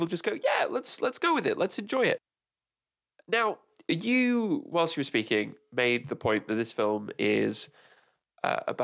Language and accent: English; England, United Kingdom; as an English person, which for my sins, I am